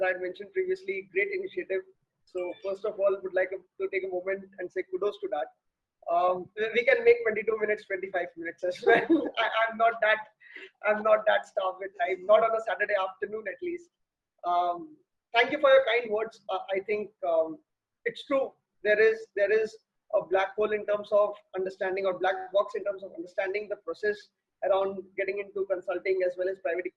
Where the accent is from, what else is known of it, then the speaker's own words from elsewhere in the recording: Kolkata, West Bengal, India; also born or lived in Kota; when I came back to Kolkata from Kota